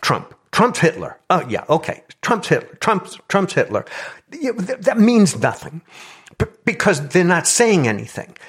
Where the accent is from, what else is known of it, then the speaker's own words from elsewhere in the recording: New York, United States; I come from New York, and my, uh, father was a, uh, police officer for thirty-five years